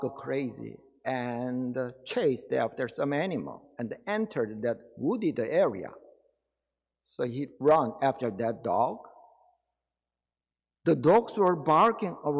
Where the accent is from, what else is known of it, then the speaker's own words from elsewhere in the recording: Daegu, South Korea; moved away; My hometown was Daegu City in Korea